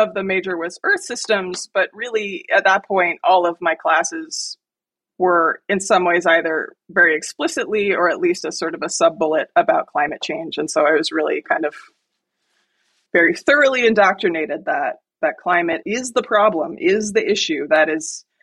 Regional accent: near Lake Michigan, Midwest, United States; I grew up in the Midwest, about a mile from Lake Michigan.

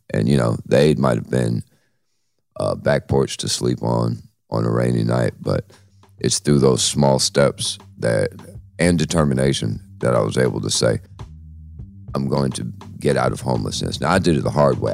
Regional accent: New York City, New York, United States; where I grew up at in the Bronx

